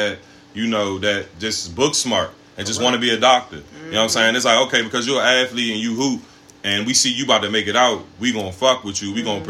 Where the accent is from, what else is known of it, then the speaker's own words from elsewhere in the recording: Prince George's County, Maryland, United States; I do live near where I grew up at, you know what I'm saying? But eventually, I'm going to get away, but I ain't going too far. You know what I'm saying? I'm going to still keep myself in a black. Because, number one, we are all from a black community. We are from Prince George's